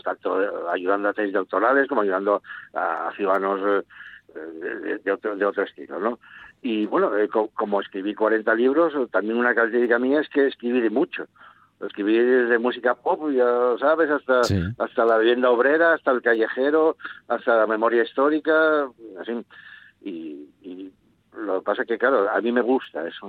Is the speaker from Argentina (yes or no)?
no; Gijón, Asturias, Spain; los gijoneses, de juntarnos y de asociarnos